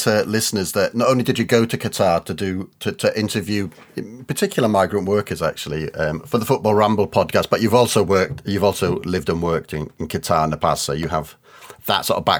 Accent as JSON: {"language": "English", "region": "Wales", "country": "United Kingdom", "said": "So I am Welsh"}